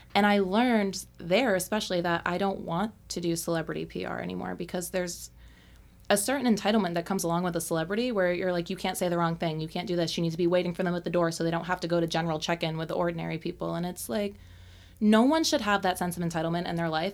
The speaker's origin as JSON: {"language": "English", "region": "Maine", "country": "United States", "tie": "born or raised there", "moved": "yes", "lives_now": "Los Angeles, United States", "said": "I was born and raised in Maine, like in the woods off a dirt road"}